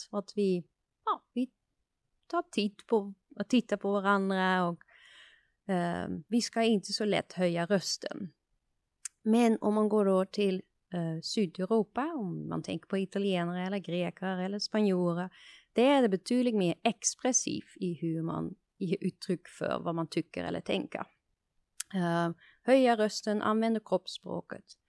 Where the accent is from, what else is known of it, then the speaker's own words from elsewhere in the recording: Netherlands; Swedish is a second language; moved away as an adult; now in Sweden; jag är, kommer från Nederländerna